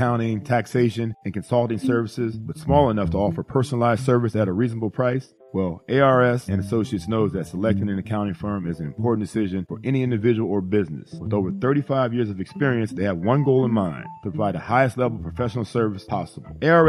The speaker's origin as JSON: {"language": "English", "country": "United States", "lives_now": "South Florida, United States", "said": "You know, first of all, I'm coming from Ohio/Pennsylvania, coming to South Florida. It's April. Still a little cold up there."}